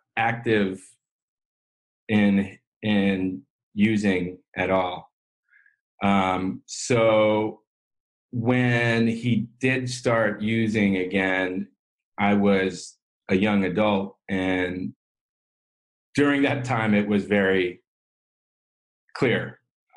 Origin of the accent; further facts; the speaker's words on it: San Francisco, California, United States; I grew up in San Francisco